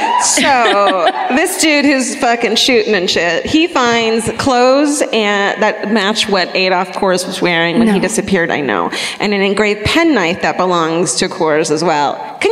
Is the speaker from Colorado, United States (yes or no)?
yes; Denver, Colorado, United States; We know. We're from Denver.